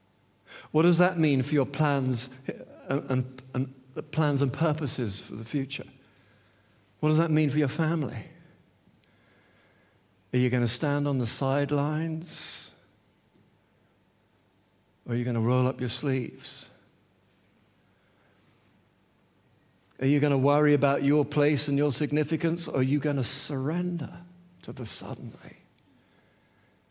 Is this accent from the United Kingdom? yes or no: yes; St Albans, East of England, United Kingdom; St. Albans, it's just a city just north of...